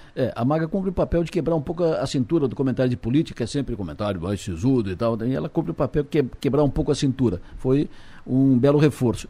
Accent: Santa Catarina, Brazil; todos somos catarinenses

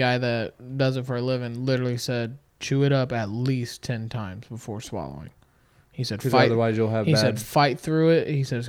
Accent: Indianapolis, Indiana, United States; I'm from Indianapolis, Indiana. Born and raised.

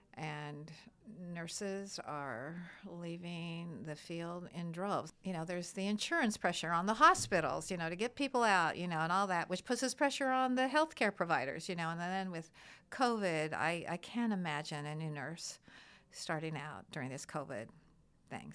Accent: Midwest, United States; now in East Coast, United States; I'm, I'm from the Midwest originally

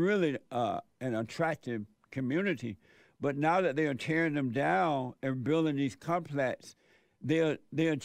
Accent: Alabama, United States; When I was growing up in Alabama on the plantation

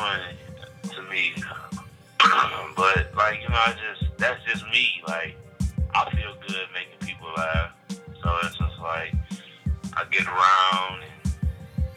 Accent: Detroit, Michigan, United States; Southwest Detroit, Michigan

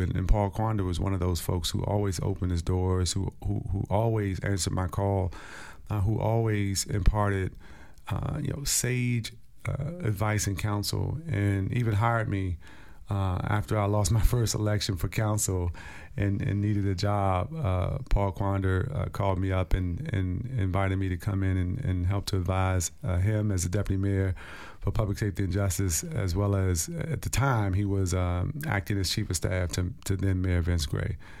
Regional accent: Stronghold, District of Columbia, United States; as a young kid growing up in Stronghold

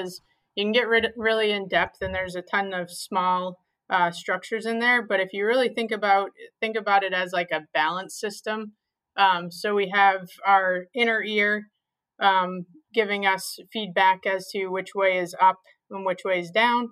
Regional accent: southern Maine, United States; moved away as an adult; also born or lived in Rhode Island; now in Providence, United States; Yeah, I grew up in southern Maine. I actually went to school at the University of New England, which is also in Maine. So I was born and raised in Maine

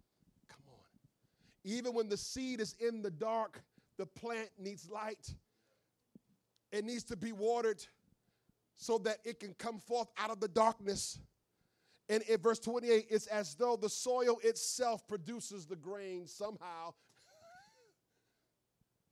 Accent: New York, United States; now in Philadelphia, United States; I grew up in New York

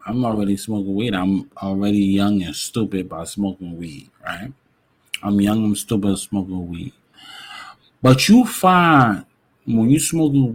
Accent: New York City, New York, United States; Growing up in New York City

